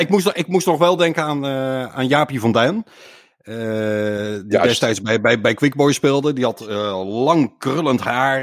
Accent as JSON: {"language": "Dutch", "town": "Boskoop", "region": "South Holland", "country": "Netherlands", "tie": "born or raised there", "said": "opgegroeid in Boskoop"}